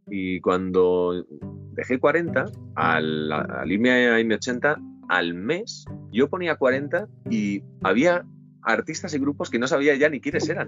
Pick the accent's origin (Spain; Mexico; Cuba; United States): Spain; Valencia, Valencian Community; Yo soy de Valencia